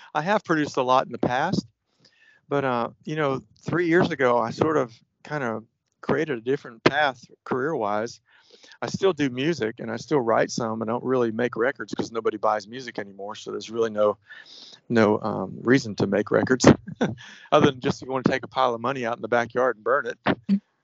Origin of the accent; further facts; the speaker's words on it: Florida, United States; A friend of mine that I grew up with in Florida